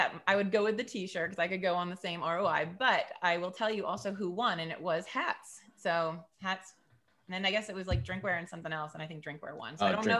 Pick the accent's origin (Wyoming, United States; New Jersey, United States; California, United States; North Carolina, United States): New Jersey, United States; I am not from the South. I am from South Jersey.